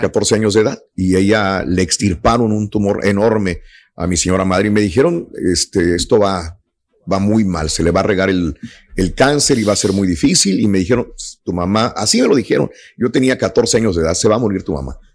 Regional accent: Mexico; así somos los mexicanos.

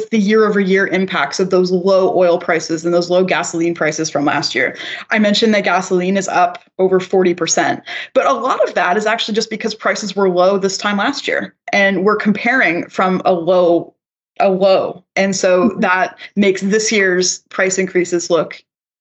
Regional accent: Canada; I'm also a Canadian

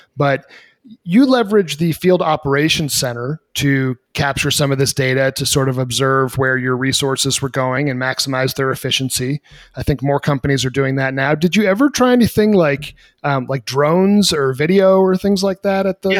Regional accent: New England, United States; Growing up in New England

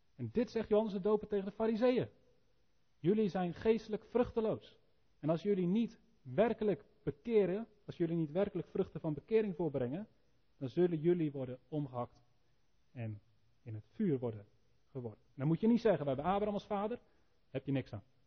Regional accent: Elspeet, Gelderland, Netherlands; Nou, ik kom uit Elspeet

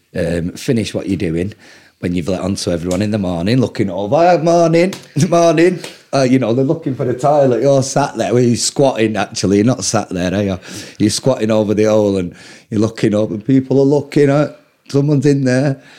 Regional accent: Manchester, North West England, United Kingdom; I'm English

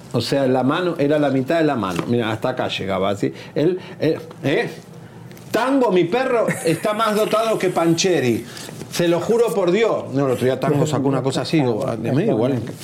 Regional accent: Argentina; a mí como argentino

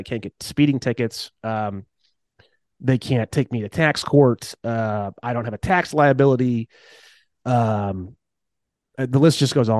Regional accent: California, United States; So the bottom line is, as a Californian, I regain all of my constitutional rights

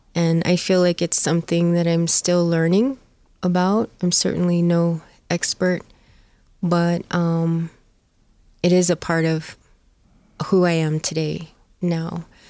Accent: Four Corners area, Southwest, United States; also born or lived in Arizona; I grew up in the Southwest

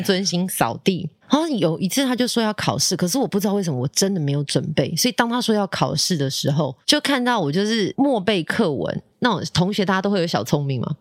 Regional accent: Taipei, Taiwan; 小时候哦，就在家呀，不 不然就是去台北市立图书馆啊

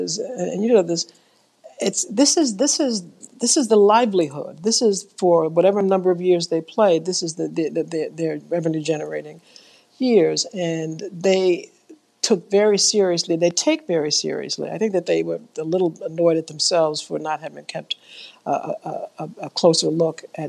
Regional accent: New York, United States; grew up in New York, in the South Bronx, in the projects

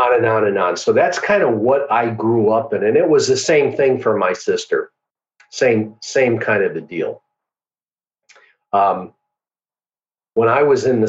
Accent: Milwaukee, Wisconsin, United States; I grew up in Milwaukee, Wisconsin. That's where I was born and raised.

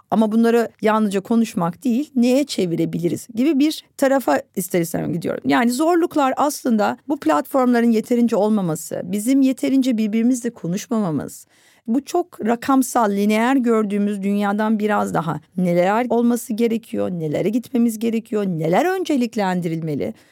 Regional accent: Istanbul, Turkey; Ben İstanbul'da doğdum, büyüdüm ve bu şehri çok seven bir insanım

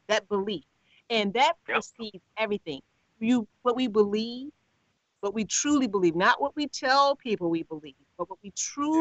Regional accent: Chicago, Illinois, United States; I'm from the South Side of Chicago

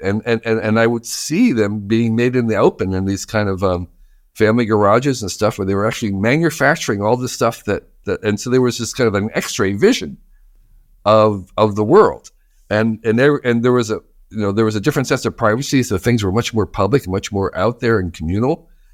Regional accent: New Jersey, United States; I grew up in New Jersey

